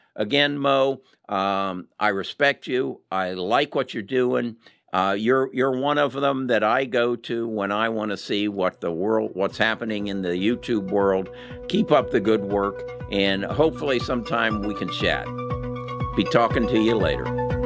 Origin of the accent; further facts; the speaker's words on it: United States; we as American investors